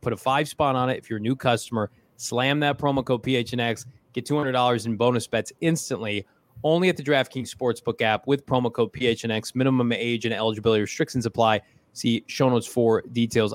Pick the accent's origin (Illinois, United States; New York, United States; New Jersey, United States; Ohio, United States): Illinois, United States; Bloomington; close to my hometown of Bloomington